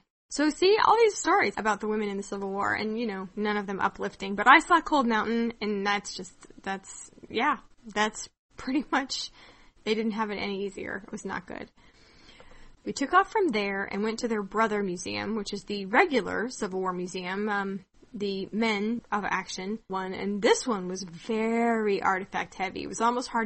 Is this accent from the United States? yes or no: yes; Kansas, United States; growing up in Kansas